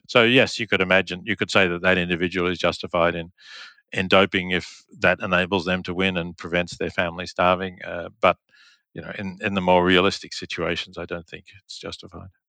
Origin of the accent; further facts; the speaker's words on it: Australia; moved away as an adult; also born or lived in Oxford; I grew up in Australia